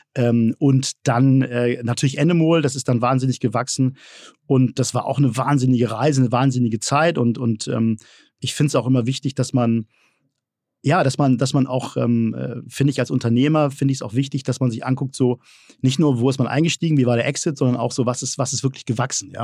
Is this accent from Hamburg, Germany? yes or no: yes; Hamburg, Germany; Ich bin ja Hamburger äh, mhm. durch und durch